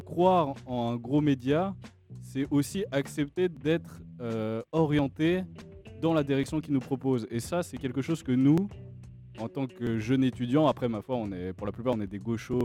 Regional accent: Switzerland; depuis tout petit, en tant que Suisse

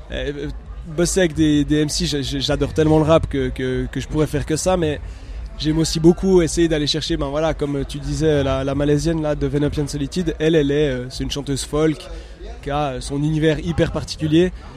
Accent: Neuchâtel, Switzerland; je viens de Neuchâtel

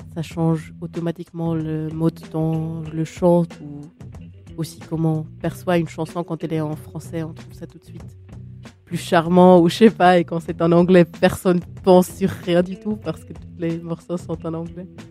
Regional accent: Switzerland; je suis suisse

